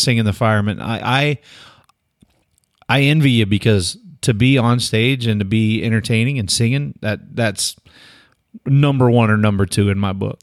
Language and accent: English; United States; As an American